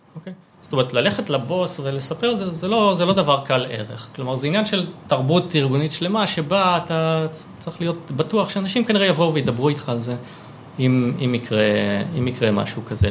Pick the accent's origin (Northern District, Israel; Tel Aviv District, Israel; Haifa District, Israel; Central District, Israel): Central District, Israel; Savyon; נולדתי בסביון, אה, גדלתי שם